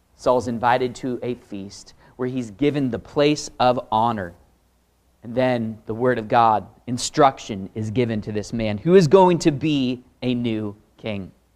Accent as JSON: {"language": "English", "region": "Pacific Northwest", "country": "United States", "tie": "born or raised there", "said": "Born and raised in the Pacific Northwest. That's me"}